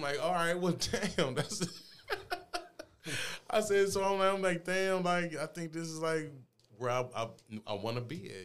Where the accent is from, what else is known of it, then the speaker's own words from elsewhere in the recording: St. Louis, Missouri, United States; I grew up in Fountain Place